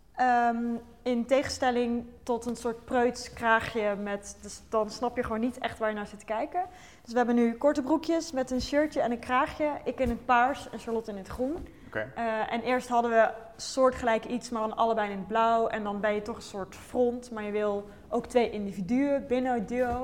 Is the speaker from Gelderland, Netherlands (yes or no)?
no; North Brabant, Netherlands; ik kom uit Brabant